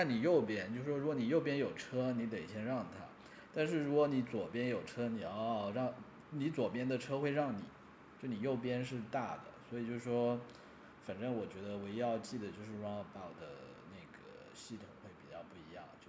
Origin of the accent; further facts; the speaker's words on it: Shenzhen, Guangdong, China; 呃主要是我们这些从小在深圳长大的，